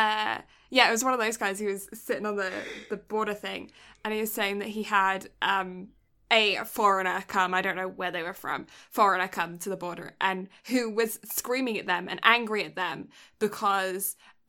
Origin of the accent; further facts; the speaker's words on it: the South, United States; I'm from the South, and in the South, in our houses, we have window seals.